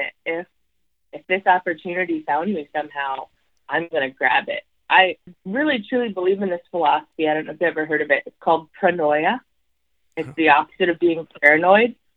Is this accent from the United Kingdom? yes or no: no; Alaska, United States; I was born in Alaska, and being Alaskan and from the North is really just part of my life